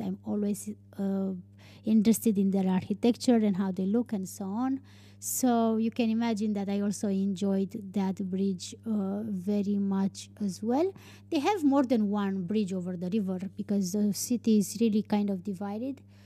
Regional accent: Romania; English is a second language; in Dublin was probably the first time when, when I was telling people that I'm from Romania.

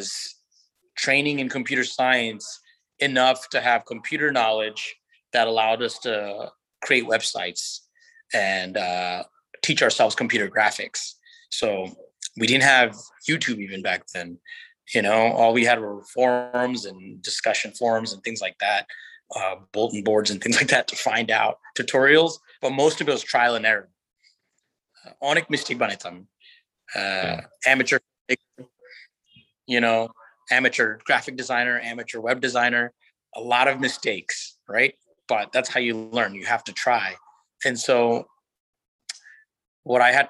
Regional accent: Virginia Beach, Virginia, United States; my hometown in Virginia Beach, where I'm from

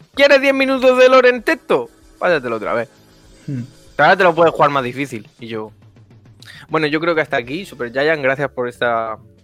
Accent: near Murcia, Region of Murcia, Spain; cerca de mi pueblo

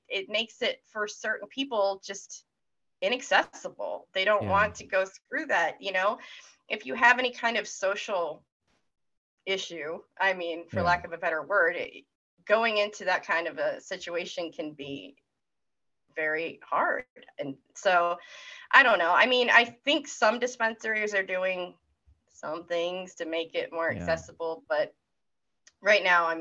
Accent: Maine, United States; moved away; I'm from Maine originally, and I will say it was Maine

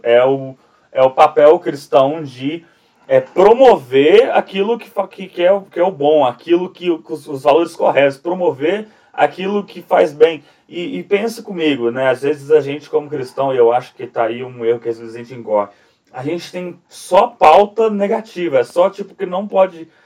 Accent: Brazil; da nossa nação, da nação brasileira

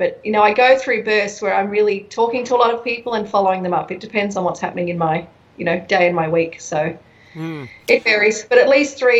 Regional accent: Brisbane, Queensland, Australia; moved away as an adult; also born or lived in United States; I'm from here. I'm from Brisbane.

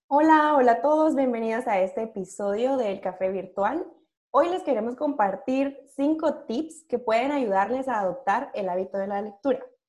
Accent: Guatemala; Yo siendo guatemalteca

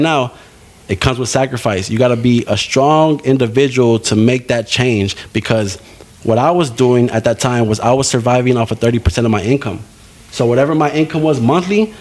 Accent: San Antonio, Texas, United States; moved away as an adult; now in Kerrville, United States; I'm from San Antonio.

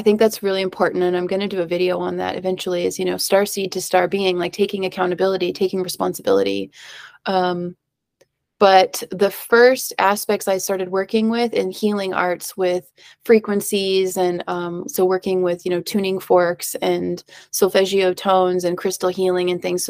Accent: Hawaii, United States; I grew up in Hawaii

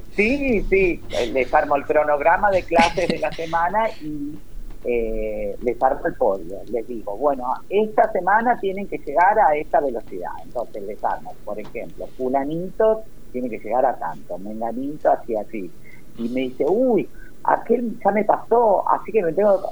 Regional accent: Berazategui, Buenos Aires Province, Argentina; yo soy de Verazategui, zona sur de la provincia de Buenos Aires

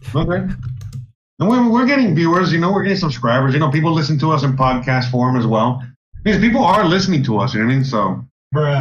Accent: Miami, Florida, United States; I grew up in Miami

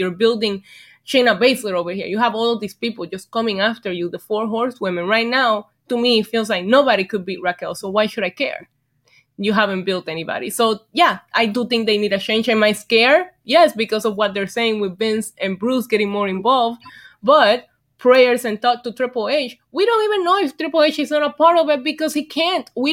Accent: Vega Baja, Puerto Rico; moved away; I was born and raised in Puerto Rico

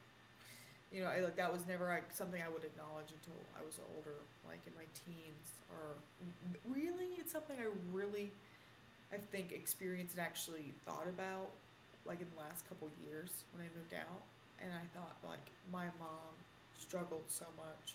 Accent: Villa Rica, Georgia, United States; Villarica, Georgia, to expose where I grew up

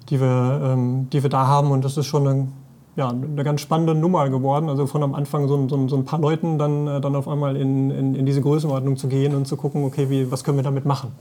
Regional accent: Sauerland, North Rhine-Westphalia, Germany; also born or lived in Paderborn; ich komme auch hier weg

